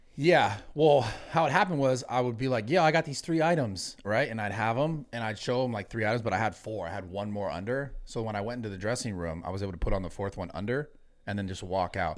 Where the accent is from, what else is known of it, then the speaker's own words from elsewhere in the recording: the Bay Area, California, United States; I'm from the Bay